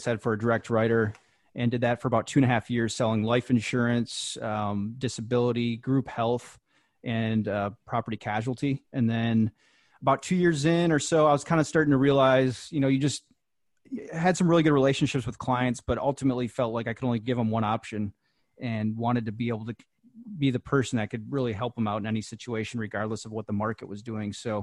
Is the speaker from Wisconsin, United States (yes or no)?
yes; Wisconsin, United States; moved away; I'm from Wisconsin originally